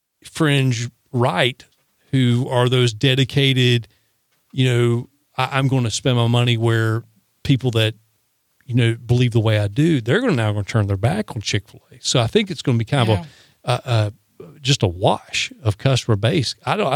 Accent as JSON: {"language": "English", "region": "the South", "country": "United States", "said": "Yeah, but here's the funny thing. I'm a Southerner. You're a Southerner."}